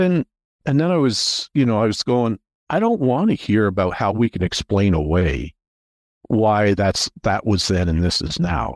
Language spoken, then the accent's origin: English; Toronto, Ontario, Canada; also born or lived in Atlanta; I grew up in the Toronto area